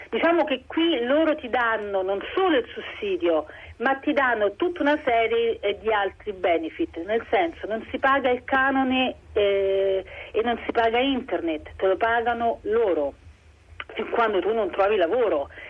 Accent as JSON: {"language": "Italian", "town": "Rome", "region": "Lazio", "country": "Italy", "moved": "yes", "lives_now": "Lüneburg, Germany", "said": "io vengo da Roma"}